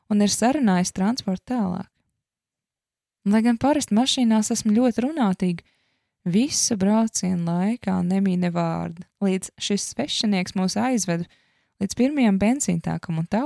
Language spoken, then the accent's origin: Latvian; Latvia; No kurienes tu esi? Viņi man jautāja. No kalniem. Tā bija vienīgā atbilde, ko mans smadzenes tajā brīdī spēja radīt. Savāds domas un turpināja: No Latvijas, tā ir maza valstiņa Eiropā.